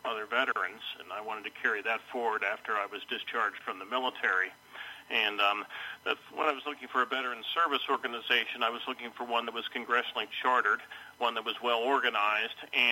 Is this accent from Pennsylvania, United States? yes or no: yes; Bethel Park, Pennsylvania, United States; I grew up originally in Bethel Park